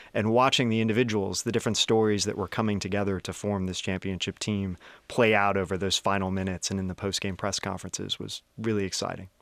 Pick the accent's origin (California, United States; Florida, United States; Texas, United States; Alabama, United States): California, United States; Bay Area; I grew up in the Bay Area